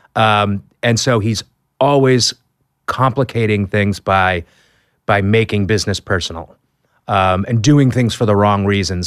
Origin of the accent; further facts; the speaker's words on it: Boston, Massachusetts, United States; I'm from Boston